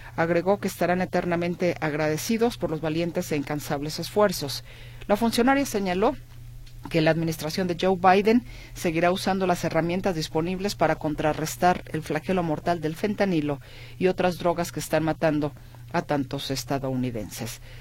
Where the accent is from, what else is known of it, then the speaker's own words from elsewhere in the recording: Guadalajara, Jalisco, Mexico; como buena tapatía, como buena, mexicana